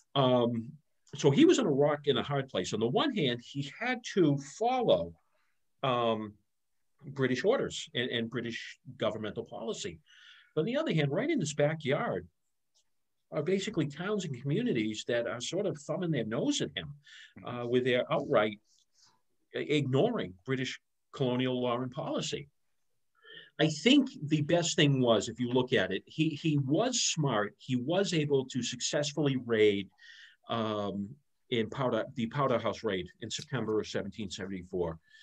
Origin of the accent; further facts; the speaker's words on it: North Andover, Massachusetts, United States; also born or lived in Merrimac, Massachusetts; where I grew up, North Andover